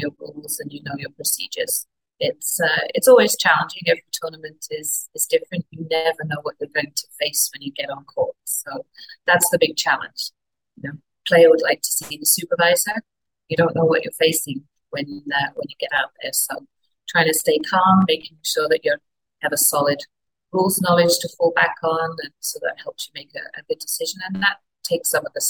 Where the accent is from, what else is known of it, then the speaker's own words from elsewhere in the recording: Wimbledon, London, United Kingdom; moved away as an adult; now in British Columbia, Canada; I grew up in Wimbledon